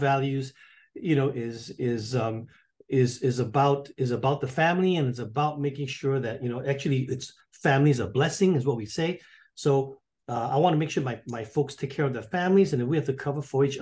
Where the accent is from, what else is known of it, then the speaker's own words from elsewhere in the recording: Singapore; accent: pseudo British; moved away as an adult; now in North Carolina, United States; I'm from Singapore